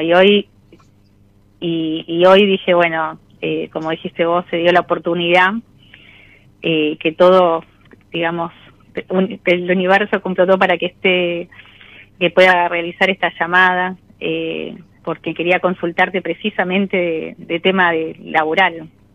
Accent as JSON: {"language": "Spanish", "town": "José C. Paz", "region": "Buenos Aires Province", "country": "Argentina", "said": "soy de mm, eh, José Cepaz, eh, de la provincia de Buenos Aires"}